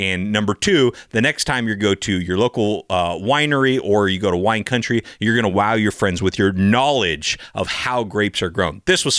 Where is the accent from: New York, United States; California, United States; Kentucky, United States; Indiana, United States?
California, United States; Sonoma County; I grew up in Sonoma County, California, which is supposed to be wine country, USA